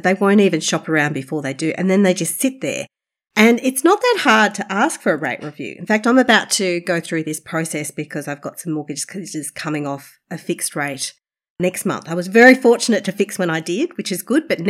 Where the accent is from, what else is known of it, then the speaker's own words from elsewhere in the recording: Australia; also born or lived in China; I'm still Australian